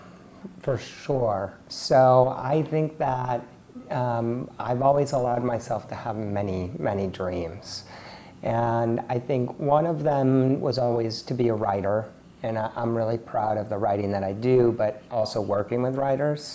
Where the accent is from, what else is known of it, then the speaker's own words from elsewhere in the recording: Palo Alto, California, United States; also born or lived in Mexico City, Mexico; I grew up in Palo Alto in the Silicon Valley